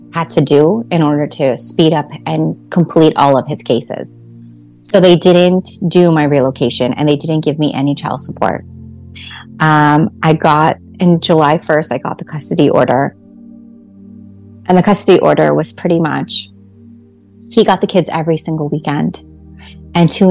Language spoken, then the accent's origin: English; Canada; moved away; also born or lived in Atlantic City; I'm a Canadian